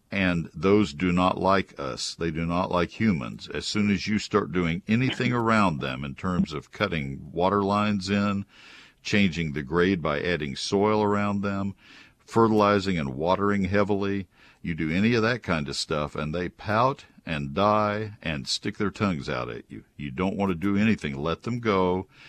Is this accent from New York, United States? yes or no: no; College Station, Texas, United States; moved away as an adult; also born or lived in Ohio; I grew up in College Station